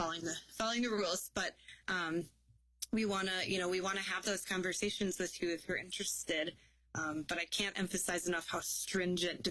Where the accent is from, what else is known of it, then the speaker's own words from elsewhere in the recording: Illinois, United States; moved away as an adult; now in Wisconsin, United States; I was in state because I was from Illinois